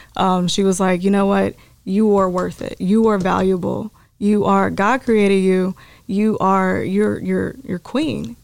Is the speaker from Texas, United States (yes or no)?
yes; Terrell, Texas, United States; now in Dallas, United States; I am from East Texas